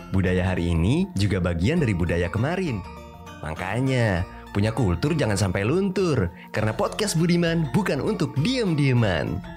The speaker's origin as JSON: {"language": "Indonesian", "region": "Jakarta", "country": "Indonesia", "tie": "born or raised there", "said": "kalau gue lahir dan gede di ibu kota sekarang di Jakarta ya dan bokap nyokap gue pun asli Jakarta"}